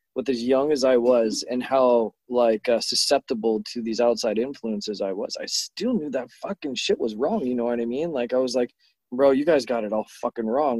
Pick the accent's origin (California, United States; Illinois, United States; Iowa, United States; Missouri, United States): California, United States; Imperial Beach; growing up in Imperial Beach in Southern California